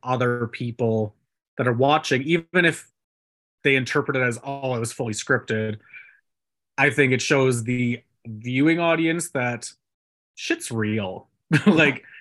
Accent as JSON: {"language": "English", "region": "Alberta", "country": "Canada", "said": "I'm from Alberta"}